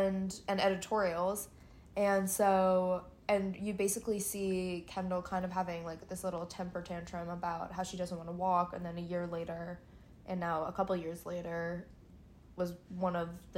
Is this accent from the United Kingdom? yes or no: yes; United Kingdom; I still like to be a British citizen.